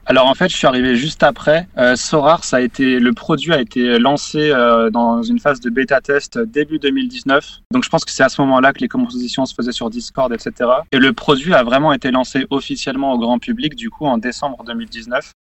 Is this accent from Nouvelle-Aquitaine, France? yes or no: no; Savoie, Auvergne-Rhône-Alpes, France; now in Paris, France; je suis originaire de Savoie